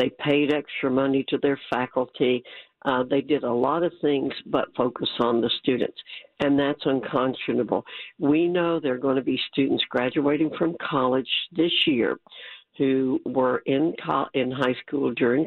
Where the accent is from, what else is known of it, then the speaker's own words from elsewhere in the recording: New York, United States; moved away; I was born in New York